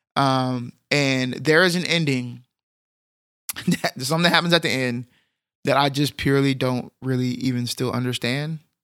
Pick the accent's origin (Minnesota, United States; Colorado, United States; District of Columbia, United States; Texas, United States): Texas, United States; as a Texan